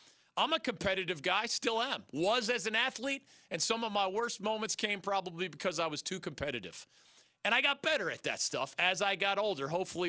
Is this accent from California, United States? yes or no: no; Pennsylvania, United States; Growing up in … in Pennsylvania as a little kid